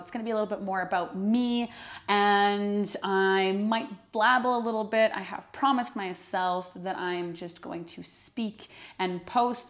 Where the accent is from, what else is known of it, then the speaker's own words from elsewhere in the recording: Canada; first language English; moved away as an adult; also born or lived in northern Alberta / Quebec; I'm from Canada